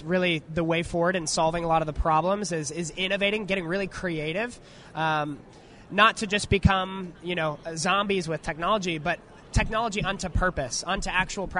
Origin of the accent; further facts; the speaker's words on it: San Diego, California, United States; I'm from San Diego, California.